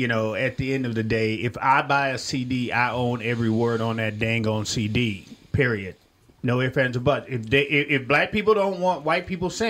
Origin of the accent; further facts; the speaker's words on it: Millington, Tennessee, United States; You know, I'm from Millington, Tennessee, or Shelby County, Tennessee